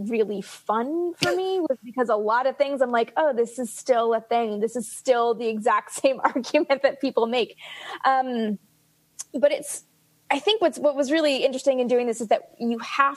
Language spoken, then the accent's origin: English; Canada; accent: Canadian; my Canadian accent